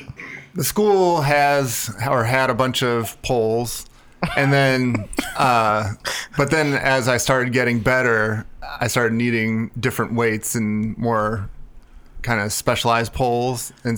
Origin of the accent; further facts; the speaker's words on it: outside of Chicago, Illinois, United States; moved away as an adult; now in California, United States; I grew up outside of Chicago and was there till I was 18, and then came out to California for school.